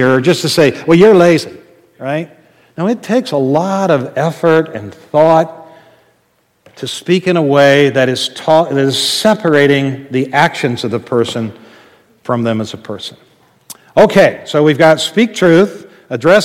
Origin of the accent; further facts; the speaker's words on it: Midwest, United States; growing up in the Midwest